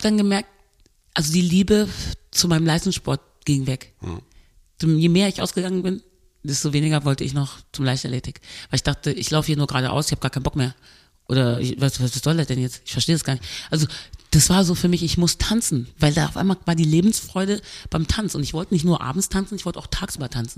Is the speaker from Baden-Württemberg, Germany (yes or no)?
no; Cologne, North Rhine-Westphalia, Germany; also born or lived in Birmingham, England; Ich bin ja hier aufgewachsen in Deutschland